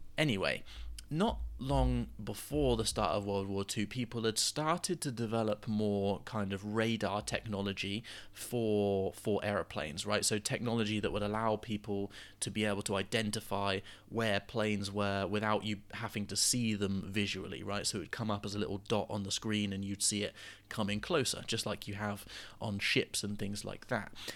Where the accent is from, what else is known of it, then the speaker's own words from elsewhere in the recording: United Kingdom; the British, we